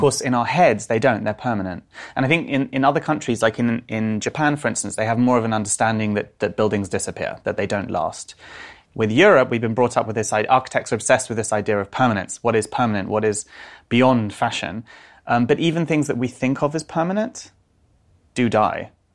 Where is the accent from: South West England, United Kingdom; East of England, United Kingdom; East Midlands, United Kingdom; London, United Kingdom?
London, United Kingdom; I grew up in North London